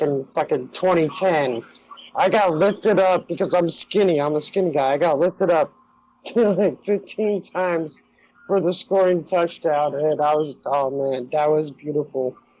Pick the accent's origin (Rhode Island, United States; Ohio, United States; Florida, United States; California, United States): Ohio, United States; Cincinnati; I'm from Cincinnati, and I love Notre Dame, I love my Reds, I love everything about Ohio except Ohio State